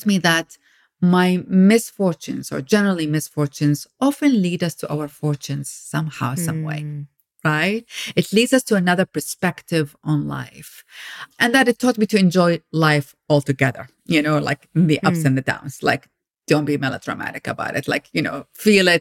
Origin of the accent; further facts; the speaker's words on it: Iraq; moved away as an adult; now in United States; I grew up in Iraq. I came to America when I was 19 years